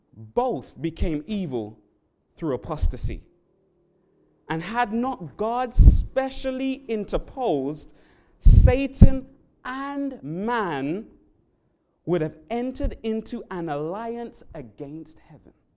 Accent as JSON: {"language": "English", "region": "London", "country": "United Kingdom", "moved": "yes", "lives_now": "Hawaii, United States", "said": "I'm from the um, country of England, London, England in particular"}